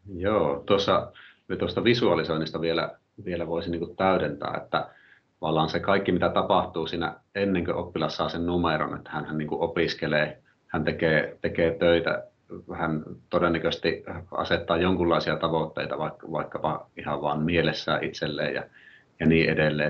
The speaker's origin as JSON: {"language": "Finnish", "town": "Oulu", "region": "North Ostrobothnia", "country": "Finland", "said": "mä oon oululainen luokanopettaja"}